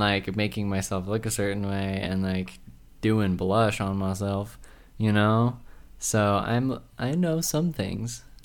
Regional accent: southern Utah, United States; I was from the South of Utah

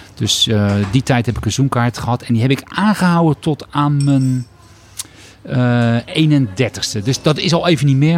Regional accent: Rotterdam, South Holland, Netherlands; Rotterdammer in hart en nieren

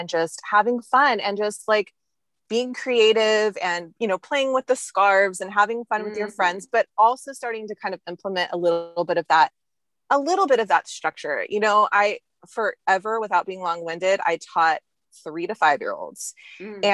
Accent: Bakersfield, California, United States; I grew up in Bakersfield, and it was kind of a smaller town at that time

